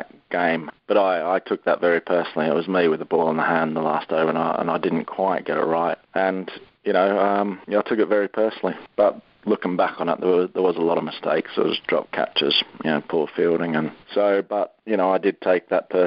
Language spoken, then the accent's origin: English; Victoria, Australia; moved away as an adult; also born or lived in Yorkshire; I grew up in Australia